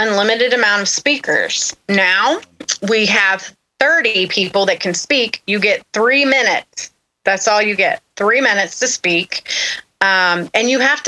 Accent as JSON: {"language": "English", "town": "Austell", "region": "Georgia", "country": "United States", "said": "I'm from Austell. So Cobb County"}